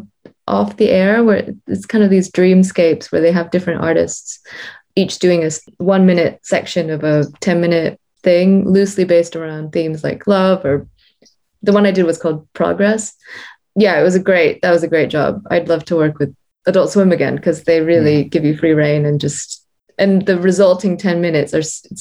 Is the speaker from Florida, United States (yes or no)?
no; Houston, Texas, United States; moved away as an adult; now in London, United Kingdom; I grew up in Texas